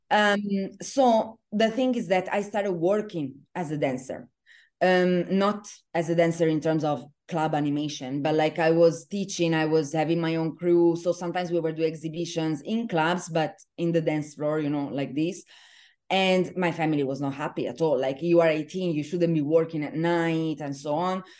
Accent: Venice, Veneto, Italy; moved away as an adult; now in Dubai, United Arab Emirates; I am originally from Venice, Italy

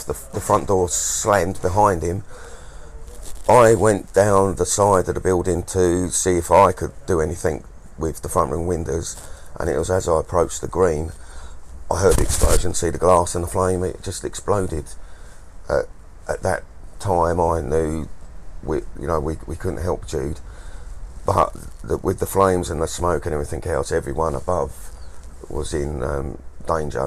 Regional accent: Maidstone, South East England, United Kingdom; I was born in Maidstone. I was born in this town

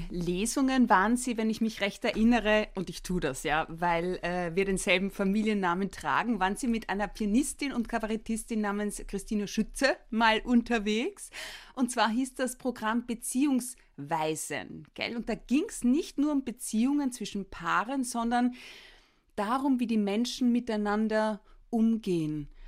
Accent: Carinthia, Austria; born there; Ich bin eine gebürtige Kärntnerin.

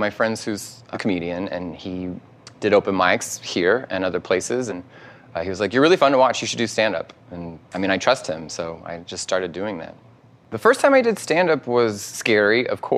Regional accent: North Texas, United States; moved away; Growing up in North Texas, you have really conservative, you have really religious, lot of kind of older white people

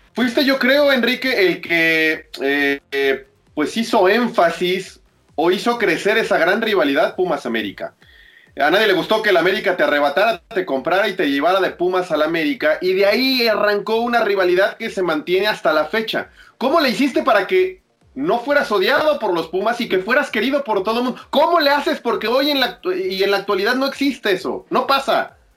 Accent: Mexico; como mexicano

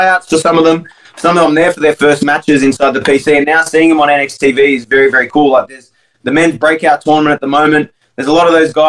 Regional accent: Australia; moved away; I'm as Australian as it comes

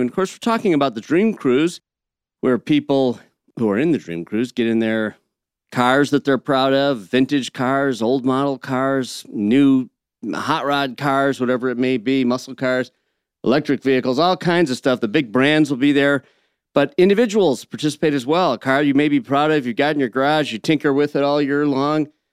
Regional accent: Flint, Michigan, United States; moved away; also born or lived in Birmingham, Michigan; I grew up originally in Flint

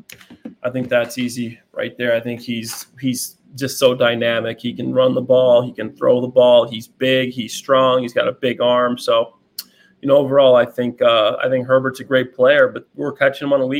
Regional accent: Chicago, Illinois, United States; I'm from Chicago. I'm a Bears fan by trade. That's a team that I grew up watching every single

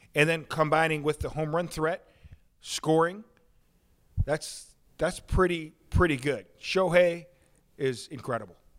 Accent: Chicago, Illinois, United States; I'm from Chicago

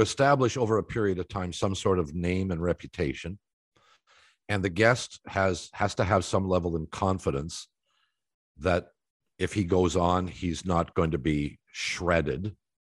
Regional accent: Toronto, Ontario, Canada; also born or lived in Columbus, Ohio; When I was a kid in Toronto

